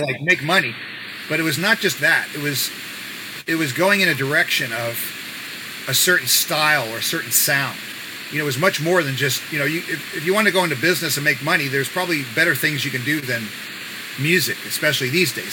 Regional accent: New York City, New York, United States; We live near each other in Bayside, New York

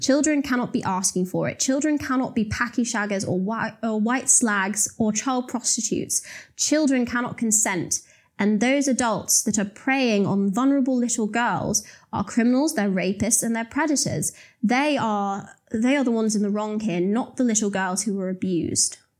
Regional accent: Telford, West Midlands, United Kingdom; I grew up in Telford in the West Midlands

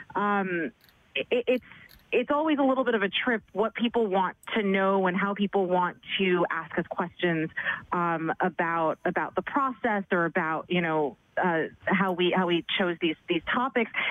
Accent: New York City, New York, United States; born and raised in New York City

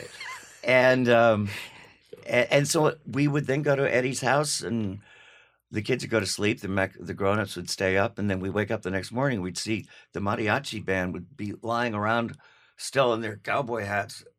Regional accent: Los Angeles, California, United States; also born or lived in New York City, New York / New York City (later as adult); when I was two, we moved to L A.

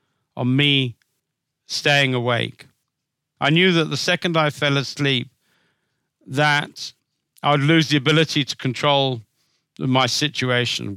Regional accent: Zimbabwe; When I was a kid, I used to go collecting snakes a lot in growing up in Zimbabwe

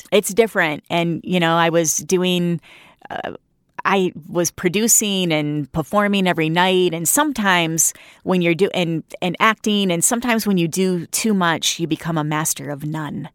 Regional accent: Flint, Michigan, United States; that's my hometown. I'm really proud to be from Flint.

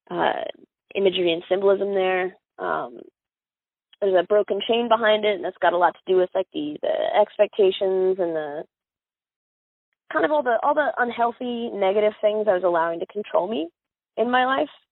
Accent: Miami, Florida, United States; born there; You know, i was born in South Dade County, Miami, which is Cuba.

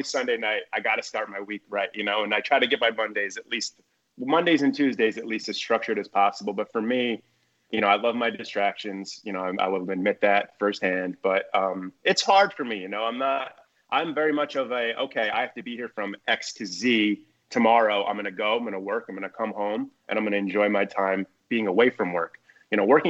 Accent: New Jersey, United States; I'm from Jersey. So we went through Hurricane Sandy in 2012, and we had never experienced something like that living there

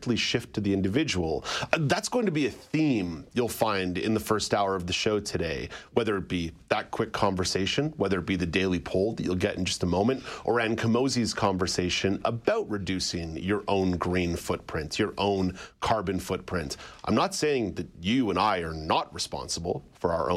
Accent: Montreal, Quebec, Canada; also born or lived in Ottawa; now in Toronto, Canada; I grew up in Montreal

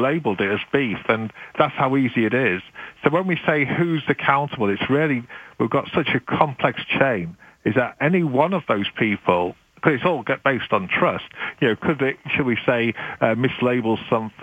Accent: United Kingdom; now in Canada; being British

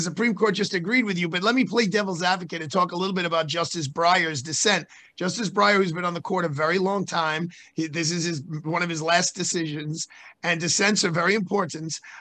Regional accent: New York, United States; as a New Yorker

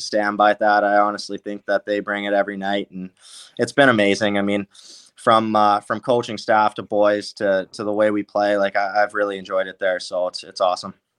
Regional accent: Langley, British Columbia, Canada; I'm from Langley, so that's about an hour and a half away

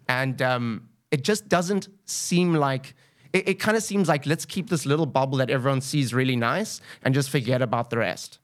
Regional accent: Cape Town, Western Cape, South Africa; also born or lived in Zimbabwe; I'm from Cape Town, actually from Zimbabwe

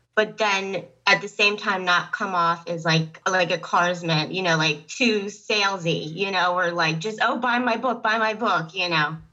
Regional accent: Pennsylvania, United States; I'm from um, Pennsylvania

